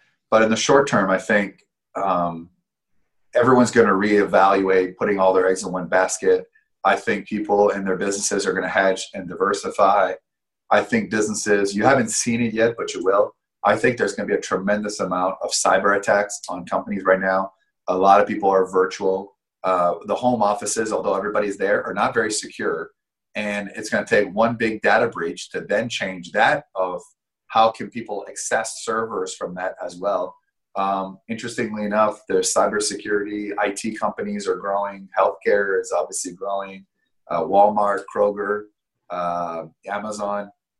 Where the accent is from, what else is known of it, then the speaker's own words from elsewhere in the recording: Canada; moved away; I came from Canada about over 10 years ago with no money